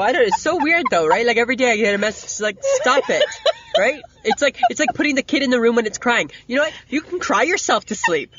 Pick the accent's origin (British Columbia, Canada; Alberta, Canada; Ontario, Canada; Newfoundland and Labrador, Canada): Ontario, Canada; I'm from Ontario. We're ice cream scoop people there, hey?